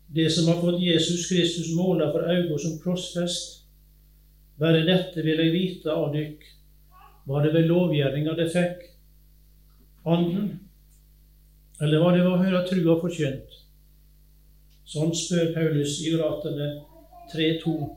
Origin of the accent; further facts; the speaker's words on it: Sunnhordland, Vestland, Norway; accent: Western Norwegian (vestlending); also born or lived in Innset, Sør-Trøndelag; now in Telemark, Norway; Og jeg er vestlending, som du sikkert hører, fra Sunnhordland kommer jeg egentlig